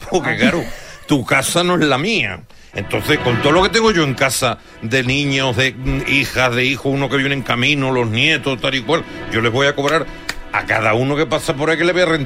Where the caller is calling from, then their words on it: Seville, Andalusia, Spain; de Sevilla.